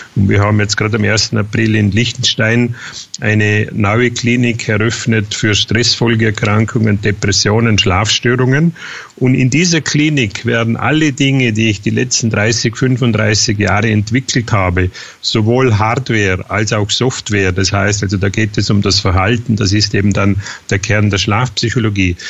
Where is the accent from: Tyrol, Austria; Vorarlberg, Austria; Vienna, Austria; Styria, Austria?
Vorarlberg, Austria; near Feldkirch; bin Österreicher äh, in Vorarlberg, äh, Nähe Feldkirch